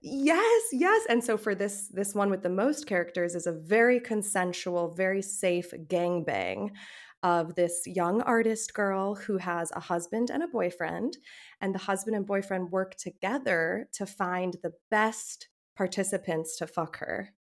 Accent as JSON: {"language": "English", "country": "United States", "said": "I'm an American"}